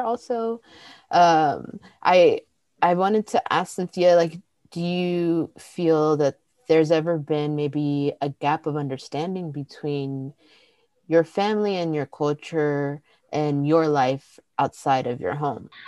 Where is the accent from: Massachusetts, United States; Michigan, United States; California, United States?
California, United States; Pasadena; I grew up in Pasadena, and in that part of like Los Angeles